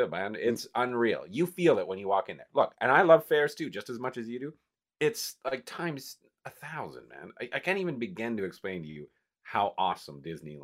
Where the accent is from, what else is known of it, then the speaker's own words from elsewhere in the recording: Calgary, Alberta, Canada; I grew up with one. I grew up with one in Calgary and stuff.